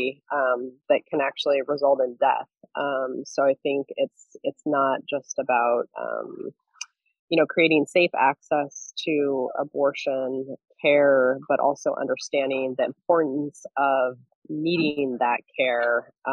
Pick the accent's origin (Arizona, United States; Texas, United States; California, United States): California, United States; Central Valley; now in Central Coast, California, United States; I grew up in the Central Valley